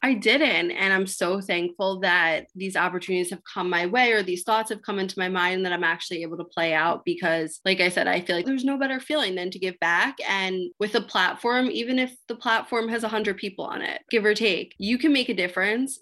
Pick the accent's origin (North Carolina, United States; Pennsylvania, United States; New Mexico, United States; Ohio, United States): Pennsylvania, United States; Lower Gwynedd; where I'm from, I'm from the Philadelphia suburbs, Lower Gwynedd